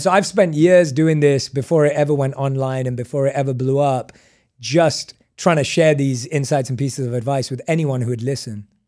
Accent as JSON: {"language": "English", "region": "London", "country": "United Kingdom", "tie": "born or raised there", "moved": "as an adult", "said": "I was born and raised in London"}